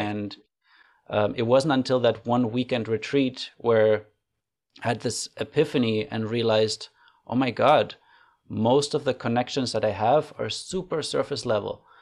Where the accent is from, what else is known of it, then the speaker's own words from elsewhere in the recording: Germany; moved away as an adult; now in Canada; I grew up in Germany